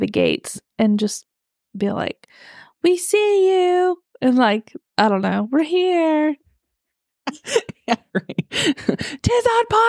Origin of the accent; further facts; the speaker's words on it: United States; we're American.